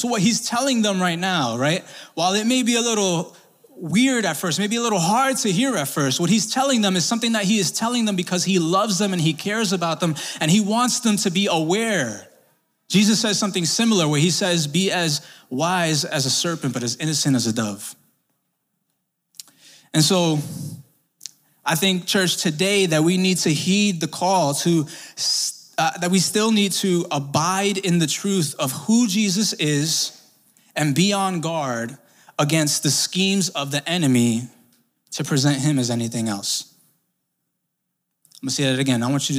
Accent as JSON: {"language": "English", "town": "Brooklyn", "region": "New York", "country": "United States", "tie": "born or raised there", "said": "See, I grew up in Sunset Park, Brooklyn. Shout out to Sunset for everybody here."}